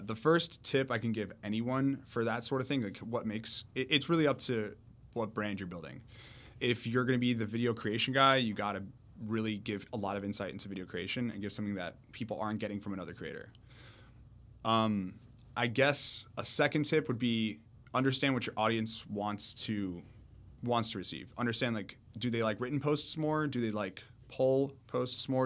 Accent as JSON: {"language": "English", "town": "Miami", "region": "Florida", "country": "United States", "tie": "born or raised there", "also_born_or_lived": "Orlando", "said": "I grew up in Miami my whole life, 18 years"}